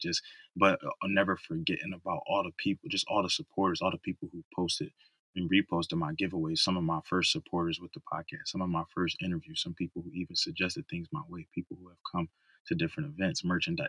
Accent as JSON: {"language": "English", "town": "Philadelphia", "region": "Pennsylvania", "country": "United States", "tie": "born or raised there", "moved": "yes", "said": "my hometown of Philadelphia"}